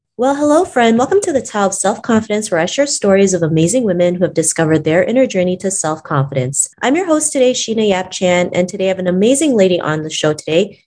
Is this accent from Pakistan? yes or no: no; Toronto, Ontario, Canada; growing up in Toronto